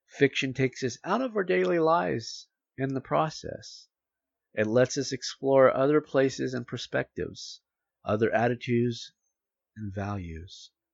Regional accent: United States; as an American

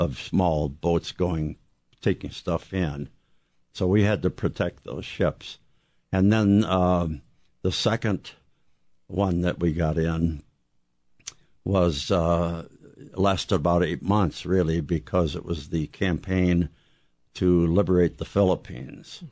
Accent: southern Illinois, United States; I was, uh, living in southern Illinois, and, um, I was on a farm

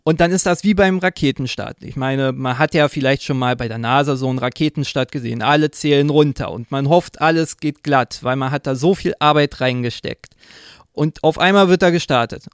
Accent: Berlin, Germany; ich komme aus Berlin

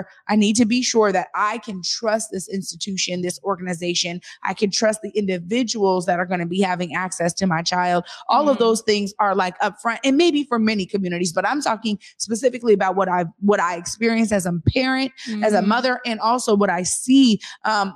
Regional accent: Seattle, Washington, United States; I come from the Garfield era of Clarence Acox

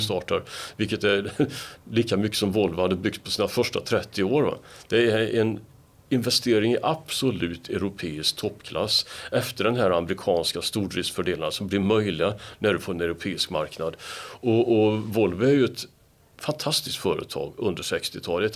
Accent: Gothenburg, Västra Götaland, Sweden; Som göteborgare

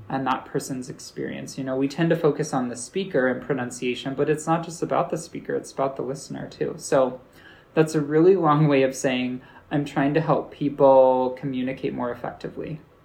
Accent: United States; accent: American; people in my class told me I have an American accent

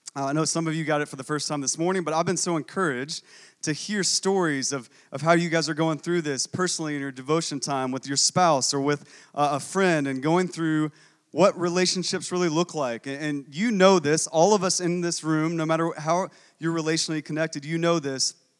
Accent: Texas, United States; I'm also from Texas

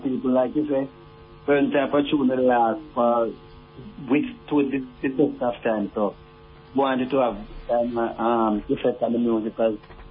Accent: Jamaica; I was growing up in Jamaica

